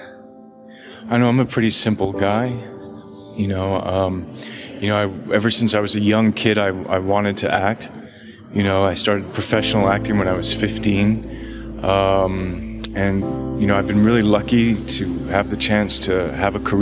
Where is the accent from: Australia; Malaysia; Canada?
Canada; Toronto, Ontario; moved away as an adult; also born or lived in Los Angeles; I grew up in Canada and Toronto